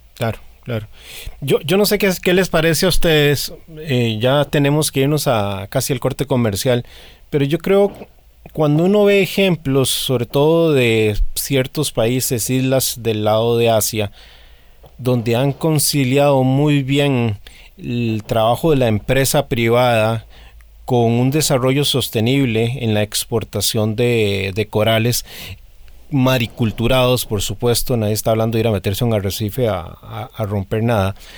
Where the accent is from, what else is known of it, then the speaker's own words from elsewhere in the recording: Costa Rica; me incluyo como costarricense